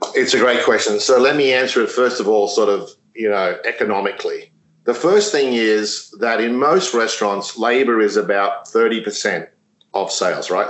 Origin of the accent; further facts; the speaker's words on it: Australia; moved away; I'm Australian, but I started my career there with, with Yum.